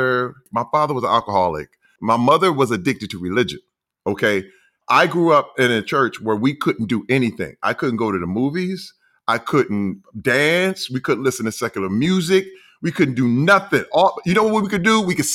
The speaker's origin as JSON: {"language": "English", "town": "Flint", "region": "Michigan", "country": "United States", "tie": "born or raised there", "said": "I'm from Flint, Michigan. The Flint, Michigan. The infamous Flint, Michigan."}